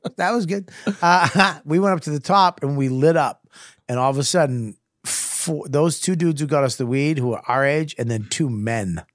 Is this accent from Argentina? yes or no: no; Medford, Massachusetts, United States; I was from Medford